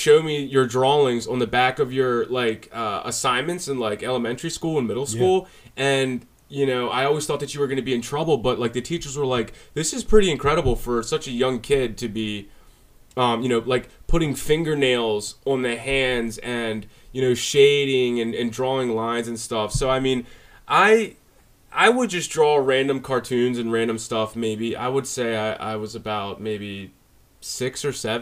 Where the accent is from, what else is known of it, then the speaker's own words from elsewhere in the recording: Baltimore, Maryland, United States; also born or lived in Parkville, Baltimore County, Maryland; now in Carroll County, United States; originally, I grew up in Baltimore. My family, we moved out of Baltimore when I was like 12 or 11 or 12. Then I moved up to Baltimore County in like this little town called Parkville.